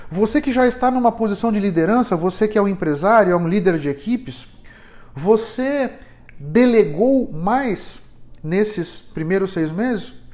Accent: São Paulo, Brazil; aqui em São Paulo, aqui na Zona Sul, Moema, Itaim, Vila Mariana, onde eu fui criado.

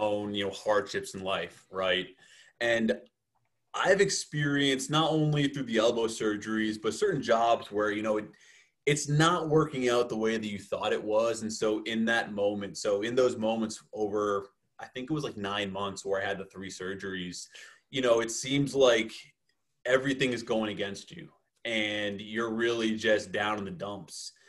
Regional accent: outside of Boston, Massachusetts, United States; moved away as an adult; also born or lived in Miami; I grew up outside of Boston, Massachusetts

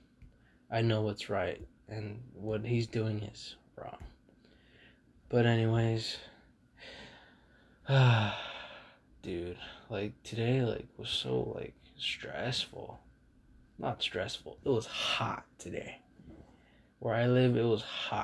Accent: California, United States; I'm from California

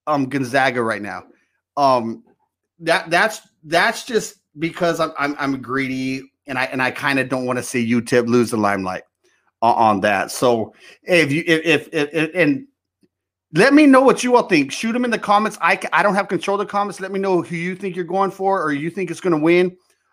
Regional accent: El Paso, Texas, United States; now in Fort Worth, United States; I was born and raised in El Paso, Texas, and I'm out in Fort Worth, Texas now

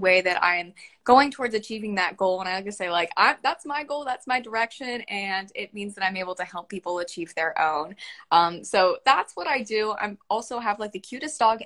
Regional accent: Cincinnati, Ohio, United States; I'm from Cincinnati, and we are home to Skyline Chili

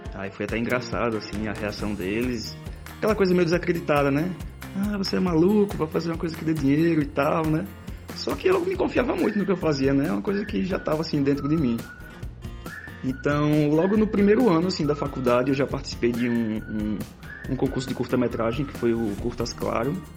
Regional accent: Itabaiana, Sergipe, Brazil; also born or lived in Aracaju; Eu sou de Aracaju, mas na infância eu morei aqui em Itabaiana, então morei no sítio dos meus avós

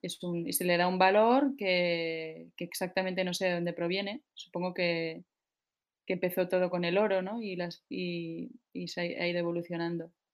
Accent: Barcelona, Catalonia, Spain; soy de Barcelona, tengo 33 años

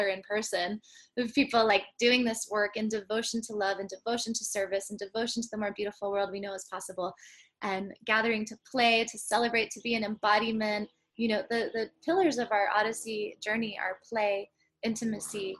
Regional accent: San Francisco, California, United States; growing up in San Francisco

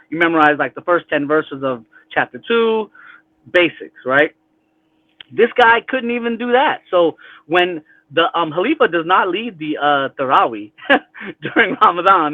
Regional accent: California, United States; also born or lived in Rabwah, Pakistan; I grew up in California

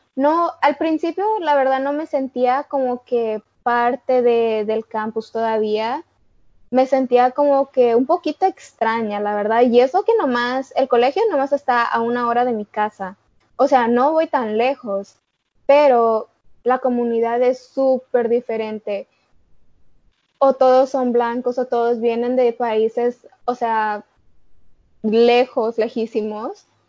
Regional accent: Chicago, Illinois, United States; yo nací aquí en los Estados Unidos, soy de Chicago, Illinois

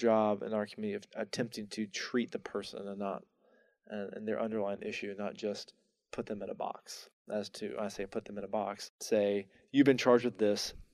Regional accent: North Carolina, United States; moved away as an adult; also born or lived in Atlanta / Tampa; I didn't know I wanted to come back to North Carolina.

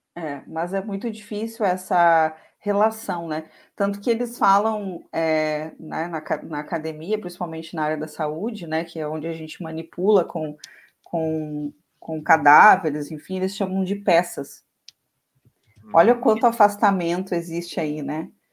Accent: Santana do Livramento, Rio Grande do Sul, Brazil; eu sou natural de Santana do Livramento, que é uma cidade bem do interior

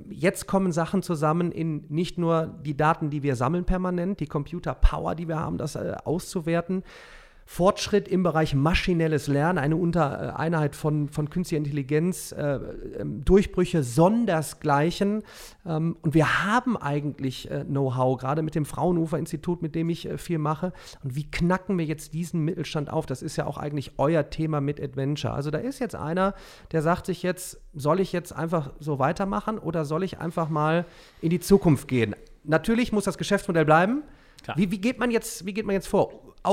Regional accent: Remscheid, North Rhine-Westphalia, Germany; Ich komme ja aus Remscheid, Solingen, Wuppertal, bergisches Land, ja, ist auch sehr, also vor allem Remscheid, klassische Industrie.

